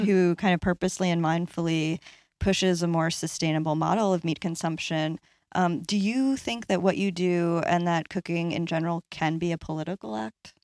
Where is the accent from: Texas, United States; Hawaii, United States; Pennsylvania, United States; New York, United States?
New York, United States; Long Island; I'm from Long Island